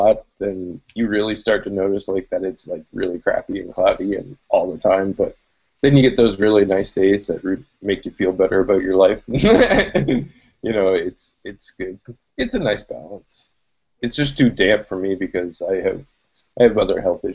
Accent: Canada; also born or lived in Nova Scotia; I'm from Canada. It's always winter.

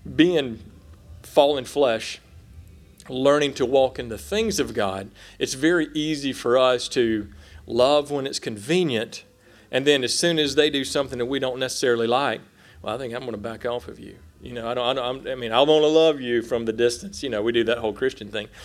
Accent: South Carolina, United States; moved away as an adult; now in Oklahoma, United States; I'm a redneck from South Carolina in the mountains

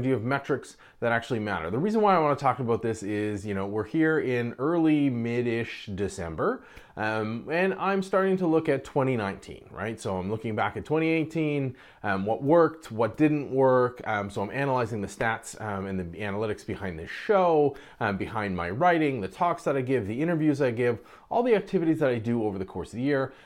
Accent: Canada; I'm Canadian

